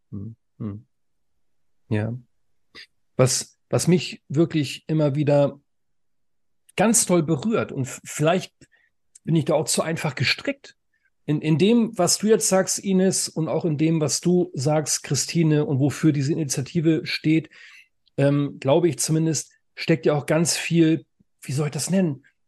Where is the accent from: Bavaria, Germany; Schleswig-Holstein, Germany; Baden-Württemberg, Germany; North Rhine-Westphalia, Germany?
Schleswig-Holstein, Germany; now in Leipzig, Germany; Ich komme aus Schleswig-Holstein, aber ich lebe in Leipzig